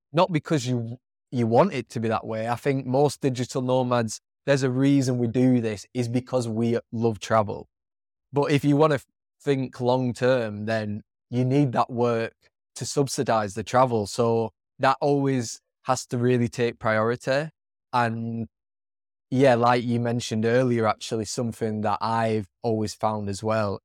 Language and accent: English; England, United Kingdom; moved away as an adult; the area of England I'm from is not the most multicultural